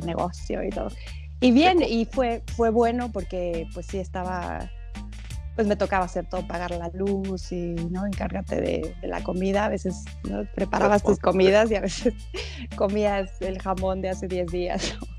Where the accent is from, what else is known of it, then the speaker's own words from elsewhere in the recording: Mexico; now in Canada; en México tenemos este ese estereotipo